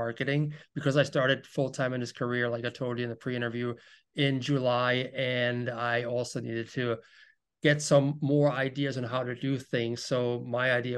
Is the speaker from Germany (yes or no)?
yes; Germany; English is a second language; moved away as an adult; now in United States; I was born and raised in Germany. I left Germany at the age of 22